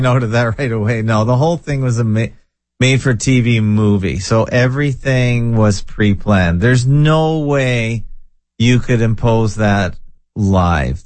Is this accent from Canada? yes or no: yes; Canada; I was born and bred in Canada